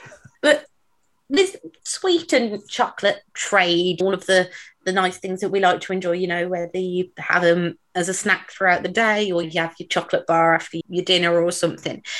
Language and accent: English; near Birmingham, West Midlands, United Kingdom; I'm from the area. Um, I'm not a Brummie, but I do live very close